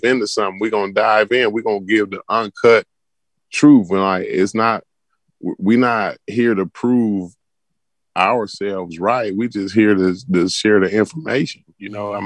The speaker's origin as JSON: {"language": "English", "country": "Ghana", "moved": "yes", "lives_now": "United States", "said": "I'm from Ghana. Ghana is my home. That's my home country."}